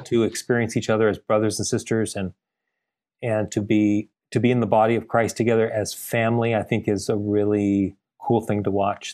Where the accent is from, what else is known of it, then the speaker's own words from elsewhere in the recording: Glendale, California, United States; also born or lived in Bay Area, California; now in San Diego, United States; I was uh, born and raised in Glendale, California, in the LA area